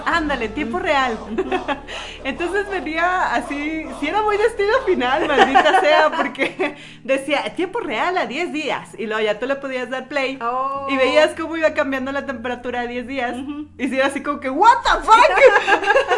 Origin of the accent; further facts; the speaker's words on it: Mexico; somos mexicanas